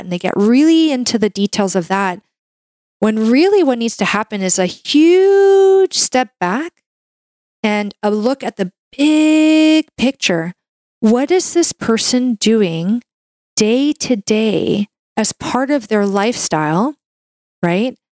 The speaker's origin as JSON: {"language": "English", "country": "Canada", "said": "I'm a Canadian medical doctor"}